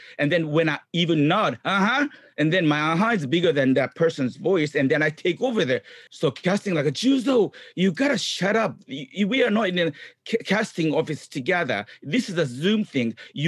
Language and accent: English; Japan; English is a second language; moved away as an adult; also born or lived in Tokyo, Japan; now in Los Angeles, United States; when I grew up in Japan, I was brought up in Japan